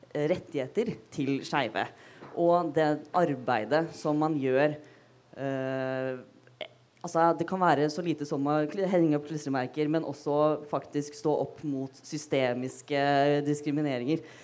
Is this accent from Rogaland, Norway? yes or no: no; Fredrikstad, Østfold, Norway; jeg er fra Fredrikstad